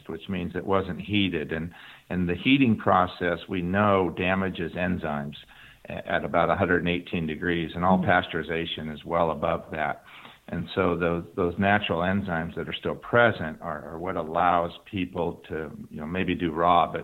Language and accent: English; Humboldt County, California, United States; Humboldt County, my hometown